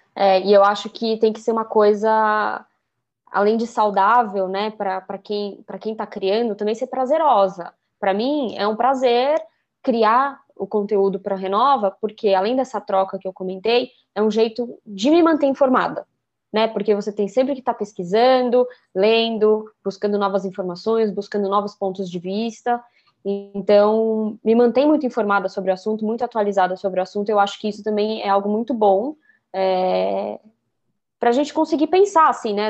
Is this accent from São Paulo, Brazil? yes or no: yes; São Paulo, Brazil; eu também sou de São Paulo